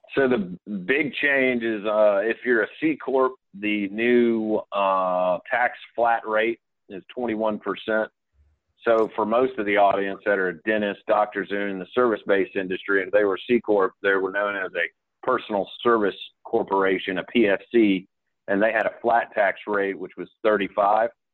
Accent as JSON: {"language": "English", "town": "Atlanta", "region": "Georgia", "country": "United States", "tie": "born or raised there", "said": "born and raised in Atlanta"}